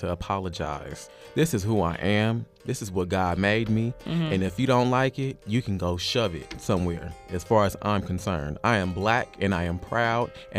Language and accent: English; Bay Area, California, United States; growing up in the Bay Area